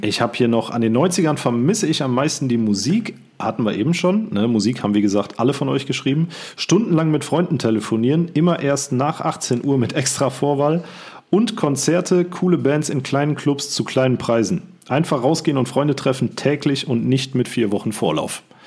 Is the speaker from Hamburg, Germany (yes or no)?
no; Siegen, North Rhine-Westphalia, Germany; bei uns in Siegen